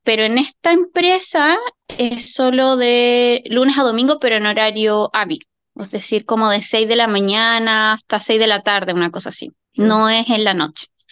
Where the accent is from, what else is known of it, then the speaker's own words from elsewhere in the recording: Chile; now in Australia; en Chile, de donde vengo yo